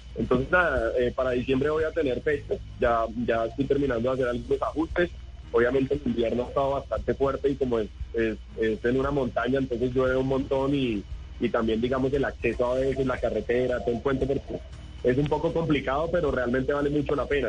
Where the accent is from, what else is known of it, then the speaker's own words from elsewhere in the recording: Villavicencio, Meta, Colombia; es mi región, yo soy allá de Villavicencio